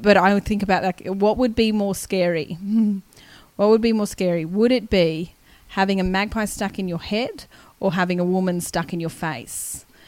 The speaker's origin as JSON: {"language": "English", "town": "Canberra", "region": "Australian Capital Territory", "country": "Australia", "also_born_or_lived": "Wagga Wagga, New South Wales", "said": "I'm from Canberra. But I was born in Wagga"}